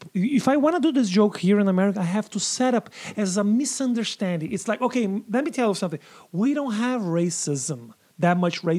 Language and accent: English; southern Brazil, Brazil; first language Portuguese; English is a second language; moved away as an adult; now in United States; in Brazil, like I come from the South.